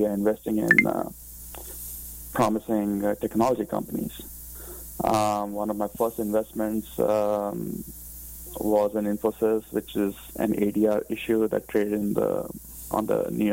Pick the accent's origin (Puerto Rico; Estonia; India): India; moved away as an adult; also born or lived in United Kingdom; now in United States; I grew up in India, but have been living in the U.S. for the past 20 years.